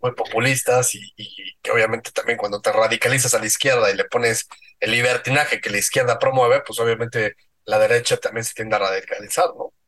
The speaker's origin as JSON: {"language": "Spanish", "country": "Mexico"}